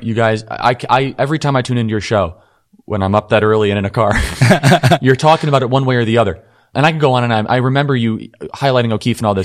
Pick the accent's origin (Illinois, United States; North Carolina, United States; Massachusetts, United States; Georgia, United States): Illinois, United States; Wheeling; I grew up in Wheeling.